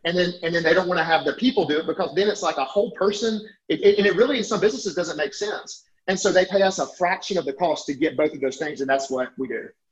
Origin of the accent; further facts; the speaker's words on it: Alabama, United States; I'm from Alabama